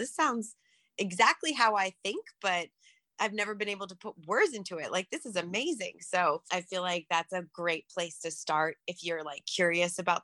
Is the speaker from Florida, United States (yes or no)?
yes; Winter Park, Florida, United States; I grew up in Winter Park, Florida for my formative years